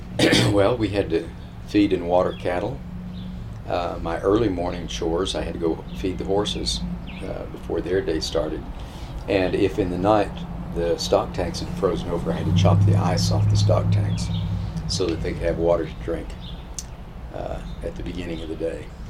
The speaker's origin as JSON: {"language": "English", "region": "western tip of the Oklahoma Panhandle", "country": "United States", "tie": "born or raised there", "also_born_or_lived": "Texas", "moved": "yes", "said": "I grew up on a ranch in the western tip of the Oklahoma Panhandle"}